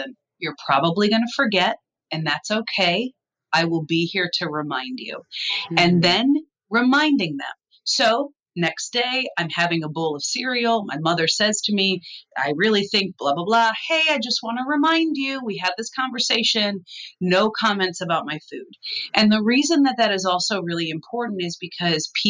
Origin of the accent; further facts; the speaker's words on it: Midwest, United States; I come from the Midwest